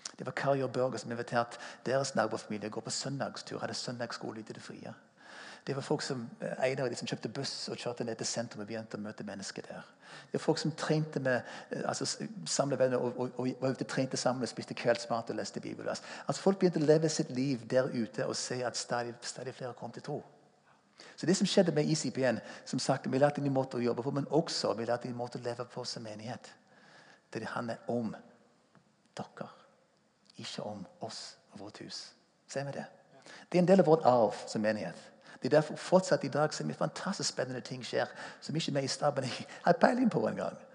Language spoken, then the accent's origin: Norwegian; United States; Norwegian is a second language; moved away as an adult; now in Stavanger, Norway; Jeg er amerikaner. Kom til Norge i 1981 som 22-åring